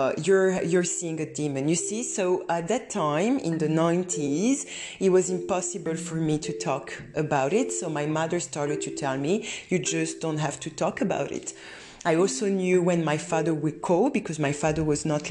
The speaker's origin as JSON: {"language": "English", "country": "Romania", "tie": "born or raised there", "moved": "yes", "said": "I'm coming from Romania, where at that time we didn't talk about process"}